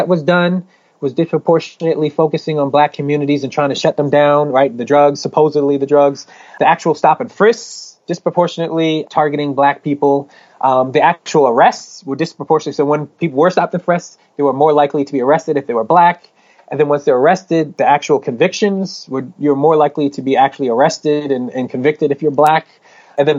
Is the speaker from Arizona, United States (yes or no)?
no; Philadelphia, Pennsylvania, United States; moved away; When I was in Philly, that's my hometown